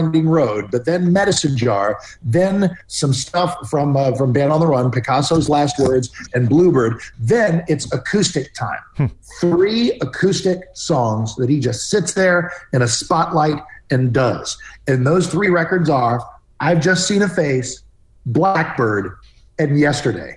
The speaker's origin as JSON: {"language": "English", "region": "Maryland suburbs of Washington D.C.", "country": "United States", "tie": "born or raised there", "said": "I'm living in the Maryland suburbs of Washington D.C."}